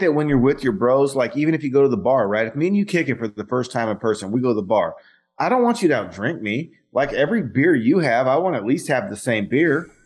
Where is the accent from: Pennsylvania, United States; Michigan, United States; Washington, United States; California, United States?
California, United States; Fresno; I grew up in Fresno